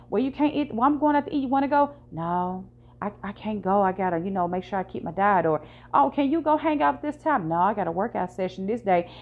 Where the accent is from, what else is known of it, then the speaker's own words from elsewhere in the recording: Virginia, United States; now in Memphis, United States; I'm from Virginia